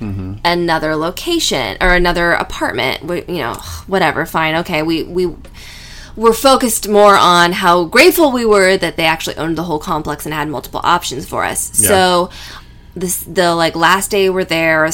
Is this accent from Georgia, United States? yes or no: no; California, United States; I'm from California